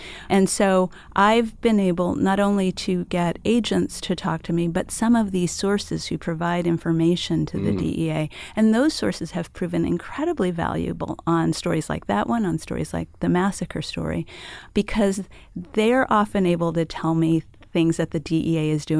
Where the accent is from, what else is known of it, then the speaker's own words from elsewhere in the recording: El Paso, Texas, United States; I grew up on the border. Mm. I grew up in El Paso, Texas.